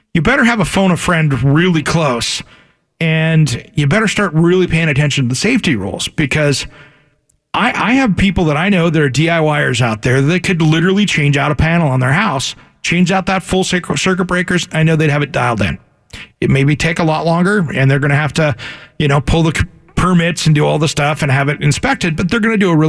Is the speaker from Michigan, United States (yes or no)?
no; Washington, United States; now in Oregon, United States; growing up in Washington